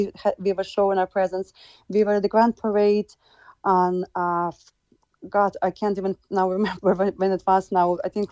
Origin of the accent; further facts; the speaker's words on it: Rivne, Rivne Oblast, Ukraine; English is a second language; moved away as an adult; now in Cork, Ireland; We've lost our county back in Rivne, where in my hometown.